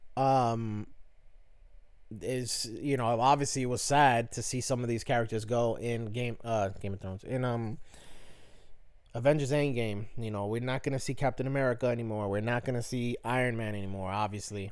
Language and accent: English; New York City, New York, United States; I'm from the Bronx. I currently live in the Bronx